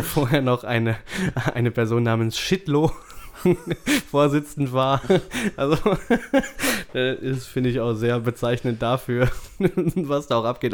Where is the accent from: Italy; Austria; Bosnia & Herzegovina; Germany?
Germany; bei uns in Deutschland